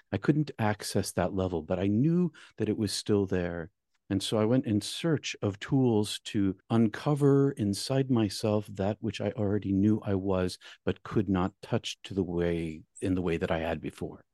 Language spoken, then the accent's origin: English; New England, United States; I'm from New England